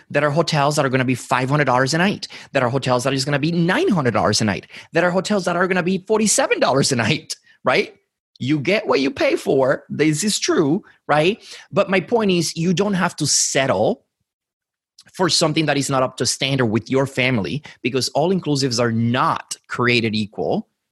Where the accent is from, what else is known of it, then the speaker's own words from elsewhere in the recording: Dominican Republic; moved away; I was born and raised in the Dominican Republic